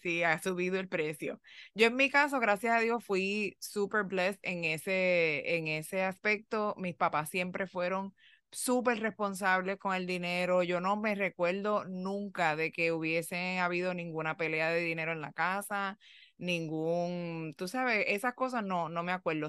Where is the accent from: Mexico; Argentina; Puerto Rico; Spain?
Puerto Rico; moved away as an adult; now in United States; cuando yo vine de Puerto Rico para los Estados Unidos